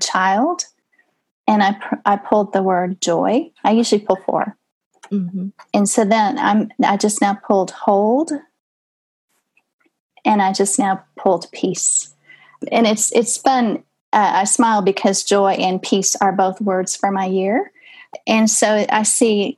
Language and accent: English; Texas, United States; So I'm Texan